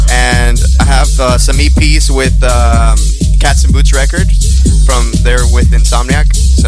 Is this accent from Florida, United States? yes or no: no; Costa Mesa, California, United States; From Costa Mesa.